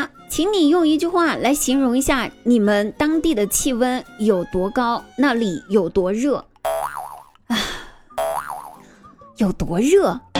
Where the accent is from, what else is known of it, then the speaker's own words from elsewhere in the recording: southern China, China; 作为南方人的我也想问问